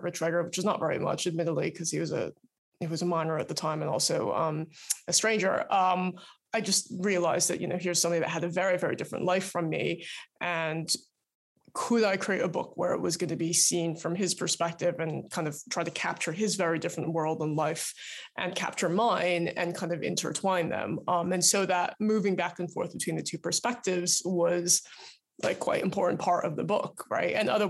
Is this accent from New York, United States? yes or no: yes; New York, United States; So I grew up outside of New York, and Los Angeles is where my parents now live